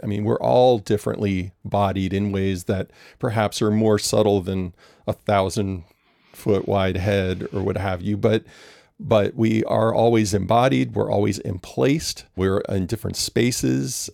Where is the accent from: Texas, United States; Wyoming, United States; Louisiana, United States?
Louisiana, United States; New Orleans; I'm from New Orleans